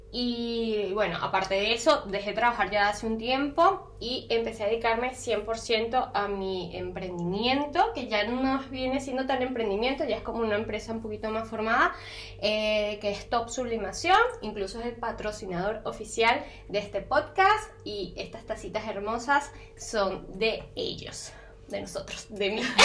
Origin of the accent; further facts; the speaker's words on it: Caracas, Capital District, Venezuela; moved away as an adult; now in Montevideo, Uruguay; soy de Caracas